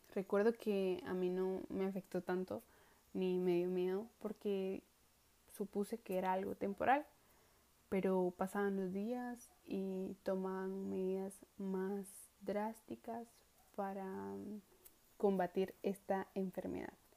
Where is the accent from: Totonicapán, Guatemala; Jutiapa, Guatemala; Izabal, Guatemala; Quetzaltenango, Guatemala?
Quetzaltenango, Guatemala; Coatepeque; now in Quetzaltenango, Guatemala; nací el 25 de abril del año 2002 en la ciudad de Coatepeque, departamento de Quetzaltenango. Siempre he vivido en Coatepeque